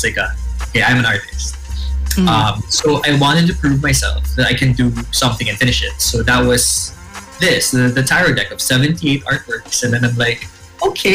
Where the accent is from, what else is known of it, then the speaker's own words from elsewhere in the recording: Philippines; also born or lived in Siargao; I am Filipino